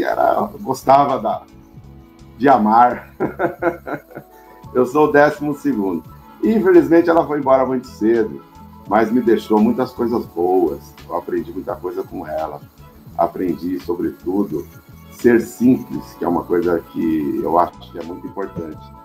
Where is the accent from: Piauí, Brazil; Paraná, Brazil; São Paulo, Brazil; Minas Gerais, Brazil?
São Paulo, Brazil; Cachoeira Paulista; Nasci em São Paulo e logo fui, é, tive um presente de Deus, digamos assim, e fui, fui morar no interior, numa cidadezinha chamada Cachoeira Paulista, lá no Vale do Paraíba